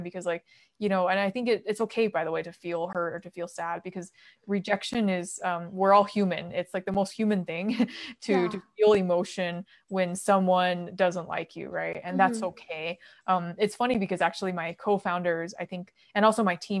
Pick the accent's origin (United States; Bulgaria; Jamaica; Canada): United States; also born or lived in Beijing, China; growing up in America